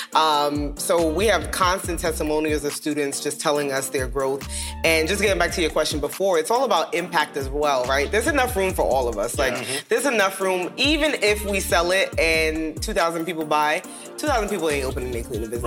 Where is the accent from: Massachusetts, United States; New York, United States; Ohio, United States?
New York, United States; New York City; moved away as an adult; now in Dallas, United States; two kids from Brooklyn, New York, in the projects, now living in Dallas, um, Dallas, Texas